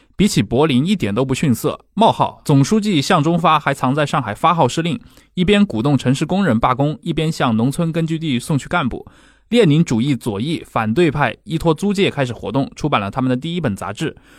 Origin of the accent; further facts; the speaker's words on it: China; 我们知道，其实我们中国人的生活就被很多更偏向意识形态化、更剧烈的一些斗争给卷入了。